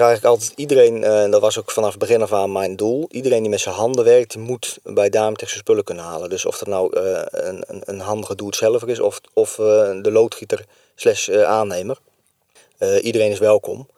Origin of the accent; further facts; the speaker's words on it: Barneveld, Gelderland, Netherlands; moved away as an adult; now in Kesteren, Netherlands; Ik kom uit Barneveld. Ik ben, mijn vrouw komt uit Kesteren, dus zodoende ben ik hier in de regio terechtgekomen